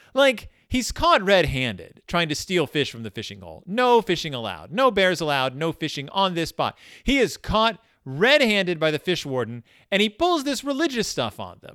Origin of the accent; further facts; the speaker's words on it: Texas, United States; I grew up in Texas